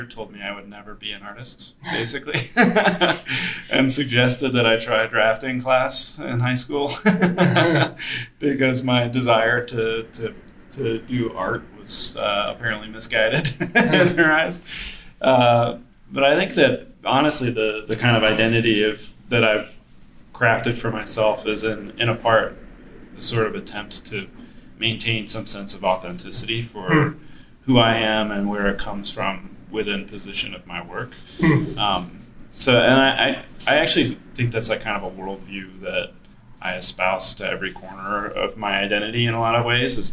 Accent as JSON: {"language": "English", "region": "the South", "country": "United States", "tie": "born or raised there", "also_born_or_lived": "Boston", "moved": "as an adult", "lives_now": "Denver, United States", "said": "I grew up on the East Coast in the South"}